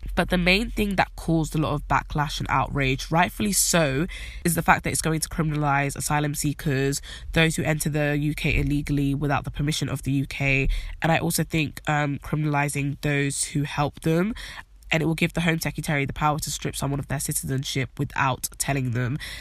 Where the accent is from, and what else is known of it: United Kingdom